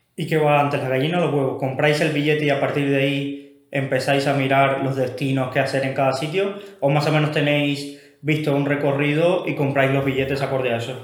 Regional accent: Cuba; yo que soy cubano

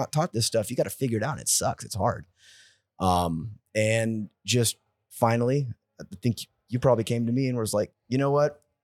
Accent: San Jose, California, United States; moved away as an adult; now in Austin, United States; from San Jose, California. I've been in the Austin, Texas area for the past eight years now

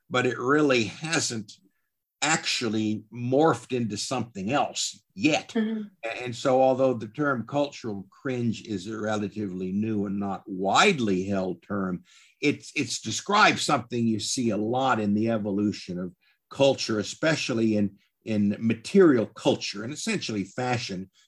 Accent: the South, United States; I must admit, as a Southerner and a Southwesterner, I've I've always resented it.

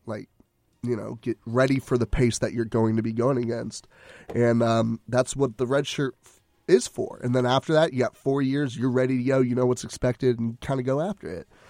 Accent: Conroe, Texas, United States; shout out to my hometown.

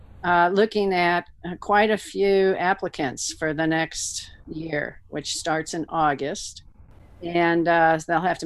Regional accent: St. Louis, Missouri, United States; moved away as an adult; now in Fulton, United States; I'm from St. Louis and grew up in West County, a little, you know, middle class parochial

